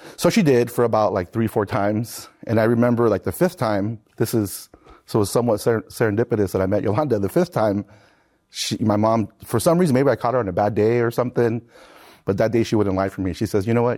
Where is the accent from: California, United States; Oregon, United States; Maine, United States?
California, United States; San Marcos; I grew up in San Marcos, California, right where Cal State San Marcos sits